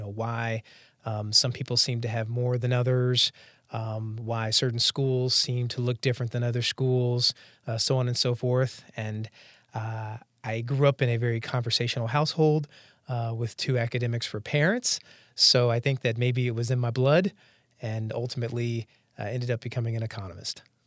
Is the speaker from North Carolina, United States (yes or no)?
yes; Durham, North Carolina, United States; also born or lived in Arkansas; now in Washington, D.C., United States; I grew up in Durham, North Carolina. I was born in, uh, Arkansas